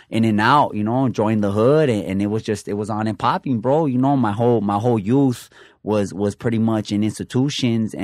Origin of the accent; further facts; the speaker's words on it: Los Angeles, California, United States; also born or lived in Montebello; my family came, migrated from Mexico, and they landed in Boyle Heights, you know, from the projects